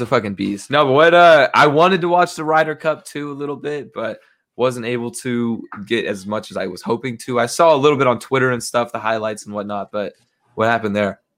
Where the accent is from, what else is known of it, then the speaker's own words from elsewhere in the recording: United States; I'm an American